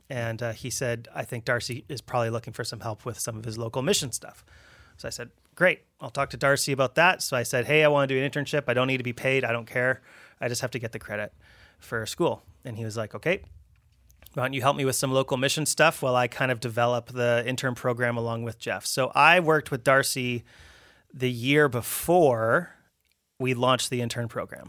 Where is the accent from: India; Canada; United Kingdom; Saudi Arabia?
Canada; Abbotsford, British Columbia; also born or lived in Richmond; I grew up Abbotsford